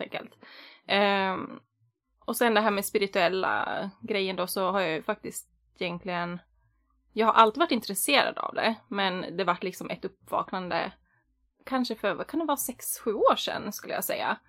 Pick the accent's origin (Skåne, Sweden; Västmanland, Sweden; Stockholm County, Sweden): Västmanland, Sweden; Västerås; moved away as an adult; now in Gothenburg, Sweden; Uppvuxen på landet fast jag är född och uppvuxen i Västerås då och i orten utanför